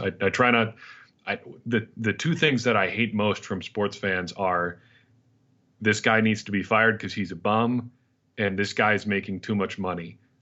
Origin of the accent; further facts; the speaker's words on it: a tiny little Dutch town, Midwest, United States; grew up in a tiny little Dutch town